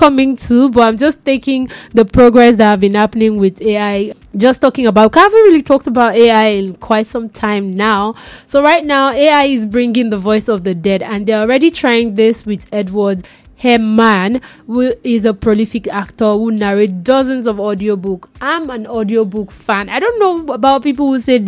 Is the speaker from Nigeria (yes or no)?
yes; Nigeria; as a Nigerian